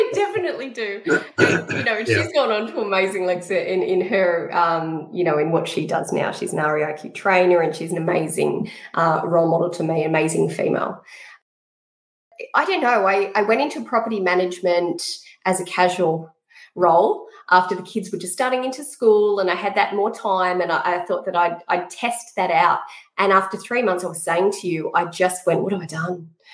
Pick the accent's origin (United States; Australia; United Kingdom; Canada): Australia; New South Wales; now in Queensland, Australia; I moved to Queensland in 2000. And I came from the Hawkesbury District, which is a peri-urban area, really rural and lovely. And I hit Brisbane.